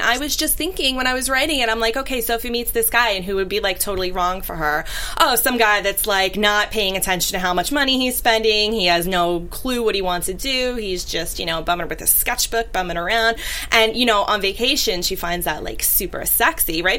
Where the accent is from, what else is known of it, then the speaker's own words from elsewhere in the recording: New York City, New York, United States; growing up in Brooklyn